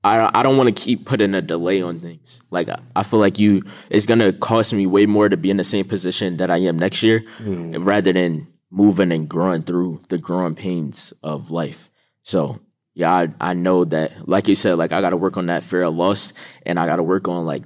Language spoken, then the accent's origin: English; Jersey City, New Jersey, United States; I'm from Jersey City, New Jersey